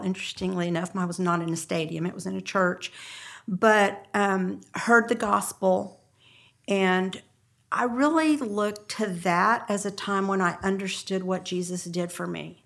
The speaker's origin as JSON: {"language": "English", "town": "San Antonio", "region": "Texas", "country": "United States", "tie": "born or raised there", "said": "I grew up in San Antonio"}